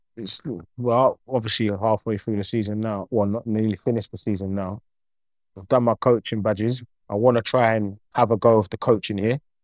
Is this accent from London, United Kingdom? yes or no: yes; Croydon, London, United Kingdom; moved away as an adult; now in Cyprus; I'm a local boy, I'm from Croydon.